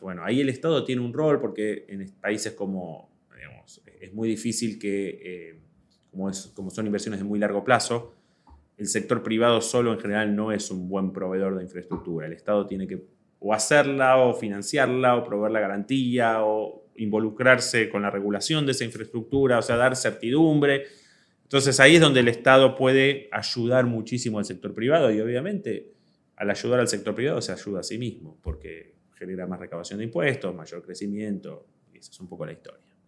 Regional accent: Argentina

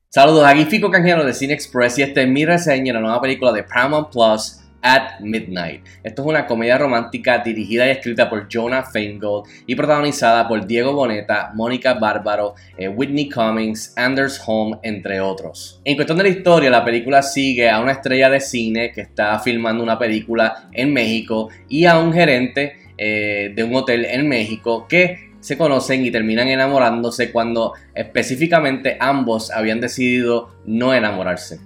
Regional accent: Puerto Rico; siendo puertorriqueño

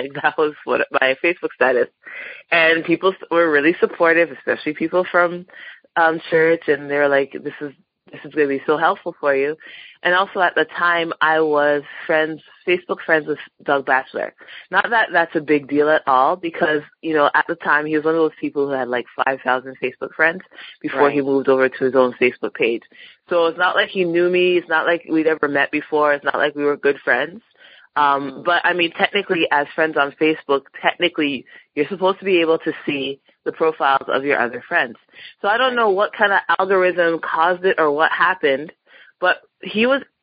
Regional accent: Toronto, Ontario, Canada; also born or lived in Montreal; I grew up in Toronto, moved out to Montreal for law school.

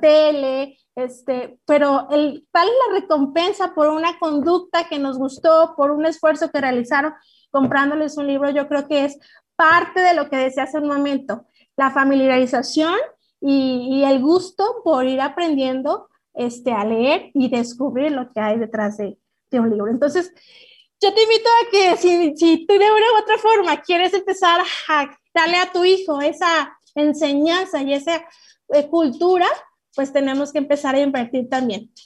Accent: Mexico; como mexicanos y como papás y como maestros

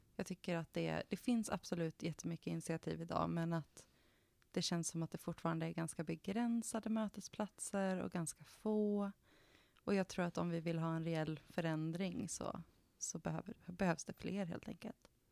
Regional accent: central Sweden, Sweden; moved away as an adult; Jag växte upp i en jätteliten landsbygdsort i mm. Mellansverige

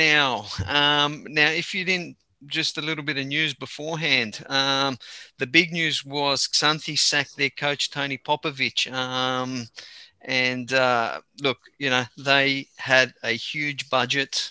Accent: Australia; I'm Australian. I'm Greek, but I'm born and raised here

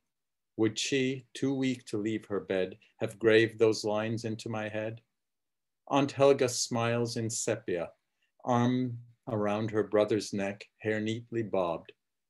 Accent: Prague, Czechia; born there; Right, I was born in Prague, yeah.

